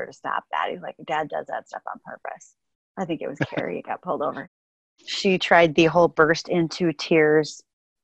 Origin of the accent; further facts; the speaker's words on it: North Dakota, United States; So as a farm kid growing up in North Dakota